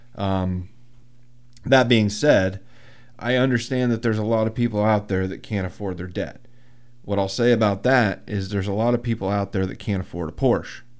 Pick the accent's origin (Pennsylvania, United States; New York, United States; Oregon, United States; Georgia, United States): Pennsylvania, United States; Muncy; I'm from Muncie. Where's Muncie? Outside of Williamsport.